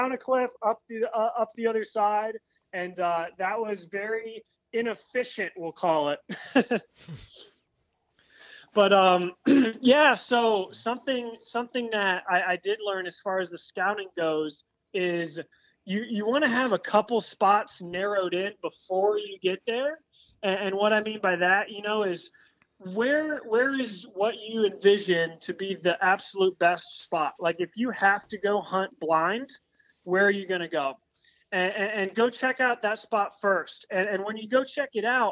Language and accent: English; Ohio, United States; also born or lived in New Hampshire; I've hunted deer growing up in Ohio